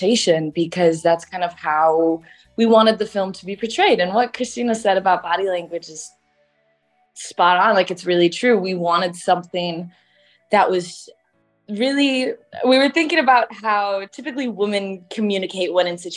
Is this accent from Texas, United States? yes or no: no; Chicago, Illinois, United States; I was born and raised in Chicago